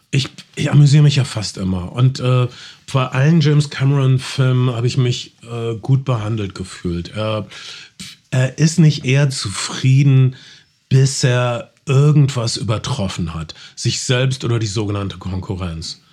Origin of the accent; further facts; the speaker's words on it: North Rhine-Westphalia, Germany; Ich komme aus Ostwestfalen.